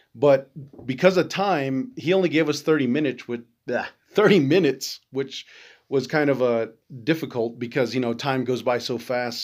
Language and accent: English; Albuquerque, New Mexico, United States; now in Klagetoh, United States; originally, I'm from Albuquerque, but I'm out in, uh, Clagato because my, my mother, that's where she's from